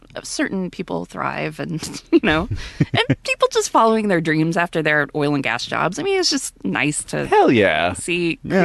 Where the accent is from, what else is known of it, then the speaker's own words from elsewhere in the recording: Deer Park, Texas, United States; I'm from Deer Park.